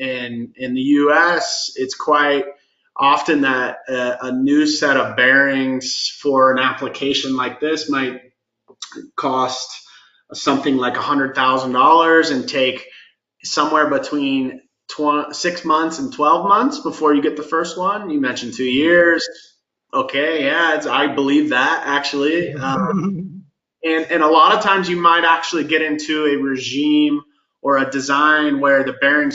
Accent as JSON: {"language": "English", "region": "Florida", "country": "United States", "also_born_or_lived": "Seattle", "moved": "as an adult", "lives_now": "Denver, United States", "said": "I'm originally from Florida, which is very, very different than Denver"}